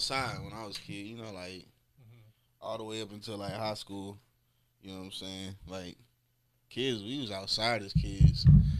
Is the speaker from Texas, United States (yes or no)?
no; Raleigh, North Carolina, United States; also born or lived in Florida; now in Charlotte, United States; I'm from Raleigh, North Carolina to be exact, you know.